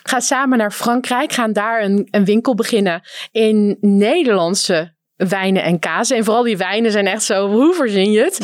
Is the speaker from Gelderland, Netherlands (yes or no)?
no; North Holland, Netherlands; ik kom uit Noord-Holland